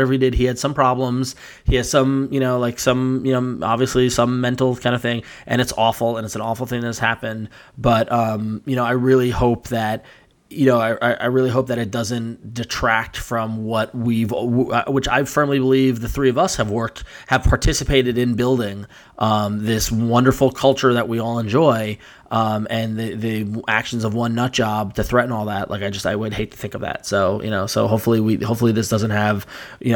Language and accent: English; Long Island, New York, United States; moved away as an adult; also born or lived in San Francisco; I grew up on Long Island